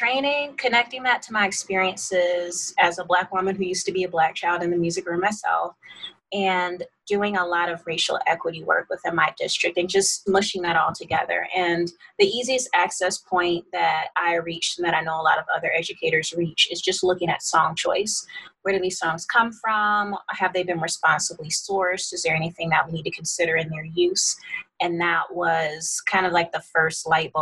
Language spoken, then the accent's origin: English; Atlanta, Georgia, United States; moved away as an adult; also born or lived in Washington, D.C.; I grew up in Atlanta, Georgia